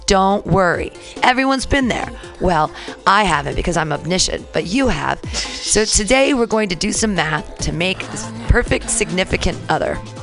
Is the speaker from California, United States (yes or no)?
yes; San Diego, California, United States; I'm from San Diego.